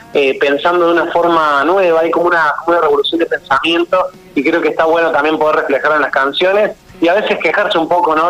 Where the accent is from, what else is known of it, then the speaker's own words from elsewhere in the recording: Córdoba, Argentina; moved away as an adult; now in Buenos Aires, Argentina; yo nací en Córdoba, pero me vine a Buenos Aires hace ocho años